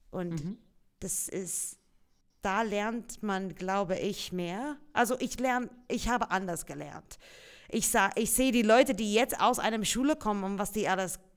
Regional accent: Australia; first language English; German is a second language; moved away; Ja, ich komme aus Australien

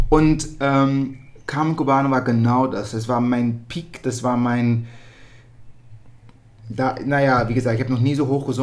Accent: Netherlands; born there; ich bin in Holland geboren

